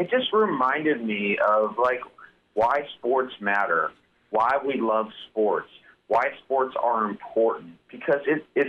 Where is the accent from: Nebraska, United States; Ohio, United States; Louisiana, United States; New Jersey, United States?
Nebraska, United States; Lincoln; moved away as an adult; also born or lived in Minnesota / New York City; now in the South, United States; I grew up in Lincoln, went to college in Minnesota, lived in New York City for 15 years, but now I've been in the South for 15 years